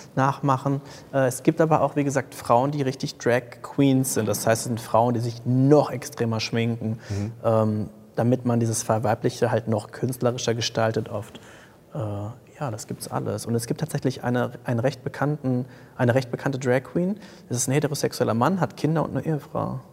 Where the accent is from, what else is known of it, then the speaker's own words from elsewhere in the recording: Paderborn, North Rhine-Westphalia, Germany; ich komme aus Paderborn